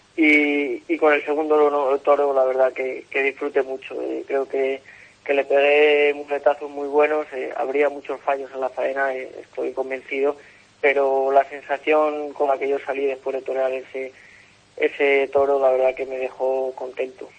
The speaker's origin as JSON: {"language": "Spanish", "town": "Salamanca", "region": "Castile and León", "country": "Spain", "tie": "born or raised there", "said": "mi tierra, en Salamanca, donde eh, el aficionado me ha visto crecer"}